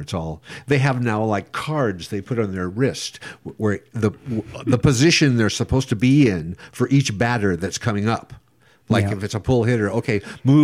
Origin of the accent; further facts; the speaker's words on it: Scottsdale, Arizona, United States; moved away; also born or lived in Omaha, Nebraska / Encino, California; We grew up in Arizona